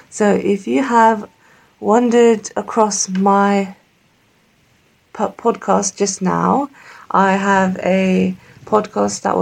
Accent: Pakistan; So, I'm Pakistani and I grew up very confused because my culture said one thing my religion said the other thing, and my parents were very cultural.

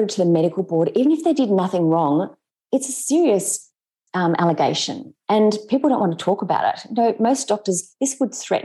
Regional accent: Sydney, New South Wales, Australia; We grew up together in Sydney.

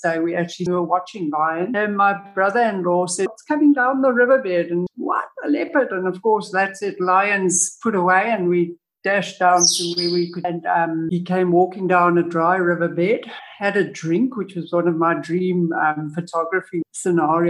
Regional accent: Arusha, Tanzania; also born or lived in Kruger National Park, South Africa; now in Limpopo, South Africa; I was very privileged to grow up very close to Ngorongoro Crater, Manyara. I was born in Tanzania

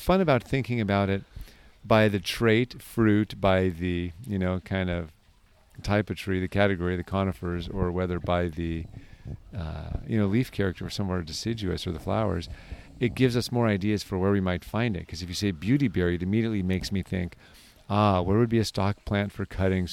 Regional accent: California, United States; as a Californian

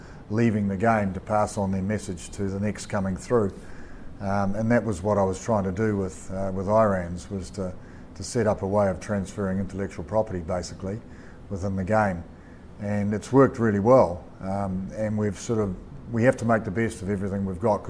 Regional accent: New Zealand

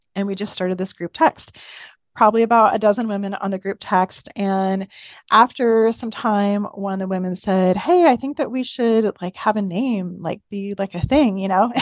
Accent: Pacific Northwest, just outside of the Seattle area, Washington, United States; moved away as an adult; now in Boise, United States; I grew up in the Pacific Northwest, just outside of the Seattle area.

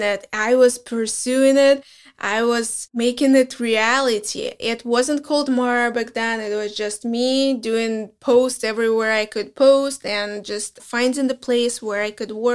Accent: Belarus; English is a second language; moved away as an adult; also born or lived in Minsk; now in United States; we are from Belarus

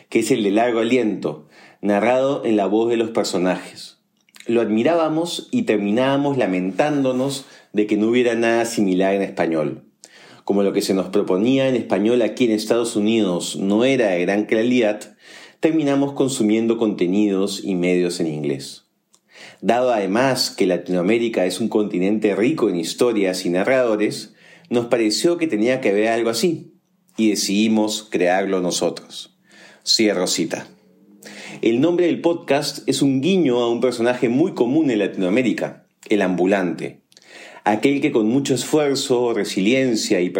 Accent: Colombia; Soy colombiana y Daniel peruano.

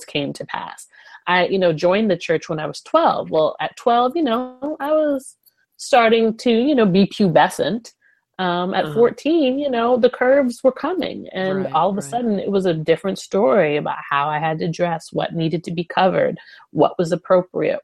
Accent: New York, United States; moved away as an adult; also born or lived in North Carolina / Nashville; I come from New York

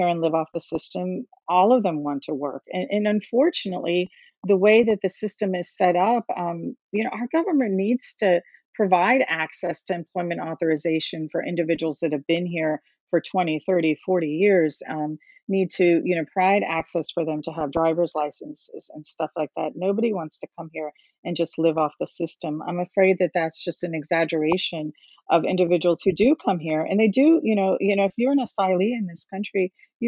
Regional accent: Cincinnati, Ohio, United States; also born or lived in India / Texas; When I first came to this area, into Cincinnati, we came from Texas and kind of lived here for the majority of life

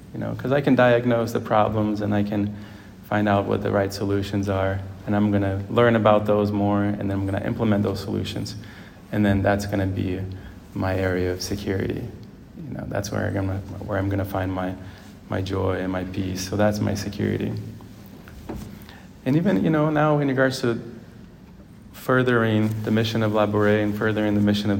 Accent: Brazil; also born or lived in Ohio, United States; Growing up in Brazil and then in Ohio, I found a lot of security in friends.

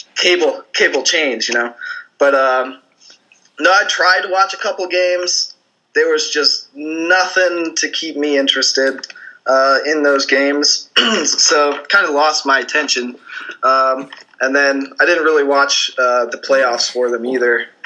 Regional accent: St. Louis, Missouri, United States; I'm from St. Louis, so I grew up in, in St. Louis

